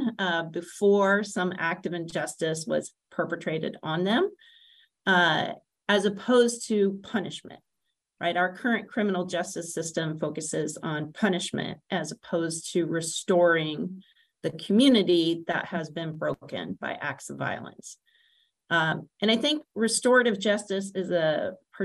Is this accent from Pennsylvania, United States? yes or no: no; Greensboro, North Carolina, United States; I am a native North Carolinian. I grew up in and around Greensboro, North Carolina